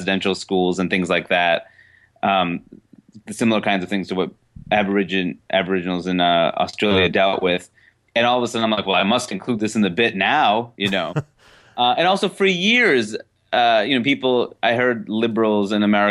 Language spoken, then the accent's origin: English; New York City, New York, United States; also born or lived in Seattle, Washington; I'm actually from Queens, New York, not Seattle.